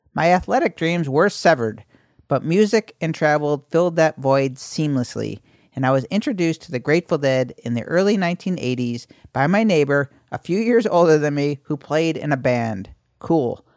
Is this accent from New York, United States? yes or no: yes; Syracuse, New York, United States; I was born in Syracuse, New York, November nineteen sixty-nine.